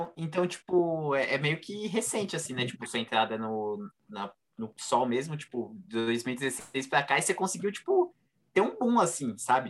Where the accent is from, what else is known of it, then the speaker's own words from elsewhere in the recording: São Paulo, Brazil; eu sou de São Miguel